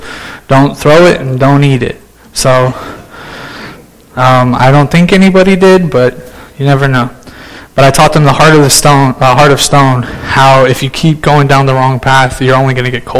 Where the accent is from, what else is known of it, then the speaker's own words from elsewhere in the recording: Las Vegas, Nevada, United States; also born or lived in Indiana; When I was 7 years old or 8 years old in 2007, whenever it was, we moved to Las Vegas from Indiana.